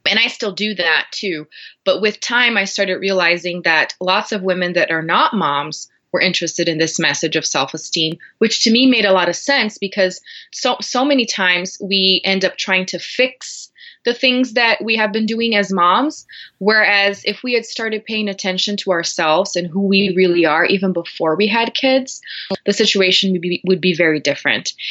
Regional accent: Brazil; English is a second language; moved away as an adult; now in Denver, United States; I'm originally from Brazil. I was born there and raised there

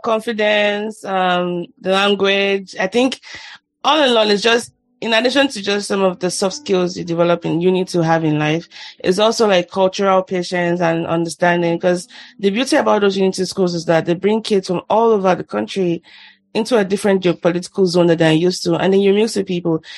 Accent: Lagos, Nigeria; I grew up in Shomolu

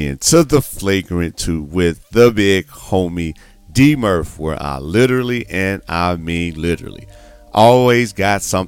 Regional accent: Midwest, United States; I'm from the Midwest too

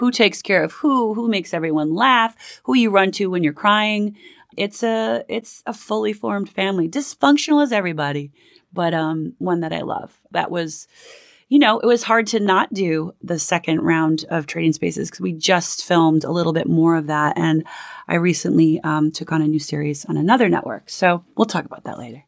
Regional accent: Minneapolis, Minnesota, United States; moved away as an adult; also born or lived in Manhattan, New York; now in New York, United States; I grew up in Minneapolis, Minnesota, a family of five, and I moved out to Manhattan when I was about eighteen years old, and I've been here ever since

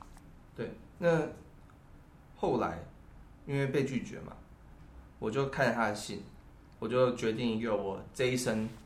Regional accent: Taiwan; 我是台湾人，

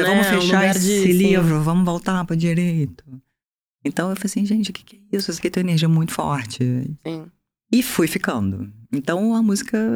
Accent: Bahia, Brazil; moved away as an adult; now in Rio de Janeiro, Brazil

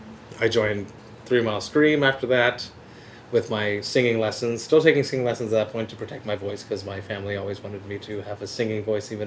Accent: Deux-Montagnes, Quebec, Canada; I'm from Two Mountains, which is on the North Shore.

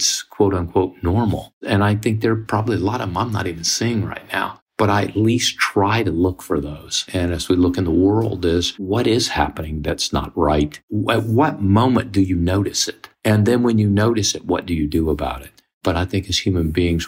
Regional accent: Mississippi, United States; I grew up in Mississippi in the 50s and 60s, which was segregated

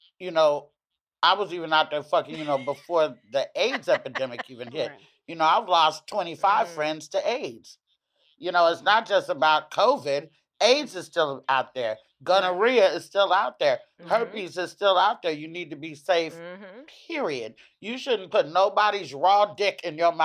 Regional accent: the South, United States; now in East Coast, United States; I'm from the South

